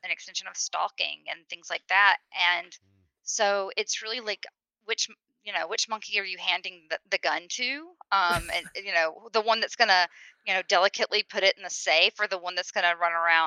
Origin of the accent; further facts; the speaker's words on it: the South, United States; I'm from the South. It's SEC country